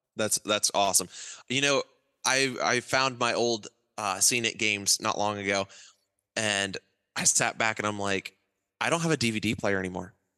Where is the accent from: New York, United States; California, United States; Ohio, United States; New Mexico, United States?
Ohio, United States; also born or lived in Alliance, Ohio / Eaton, Ohio; my dad and mom were from Wichita, Kansas, and we grew up in Alliance, Ohio, and then Eaton, Ohio, um, two different parts of Ohio